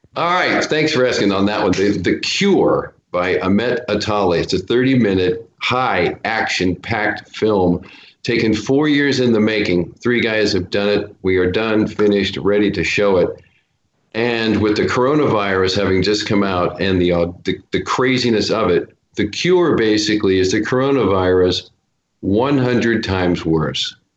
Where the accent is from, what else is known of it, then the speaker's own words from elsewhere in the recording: Portland, Oregon, United States; moved away as an adult; now in Los Angeles, United States; Portland, Oregon, back to my hometown